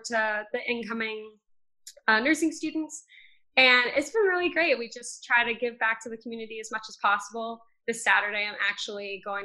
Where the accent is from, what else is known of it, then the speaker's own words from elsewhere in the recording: Plainview, New York, United States; I'm from Plainview, New York